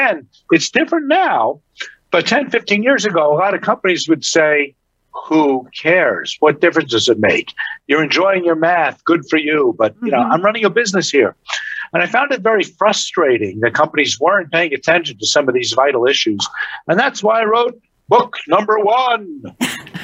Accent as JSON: {"language": "English", "region": "New York", "country": "United States", "tie": "born or raised there", "said": "as a kid growing up in New York"}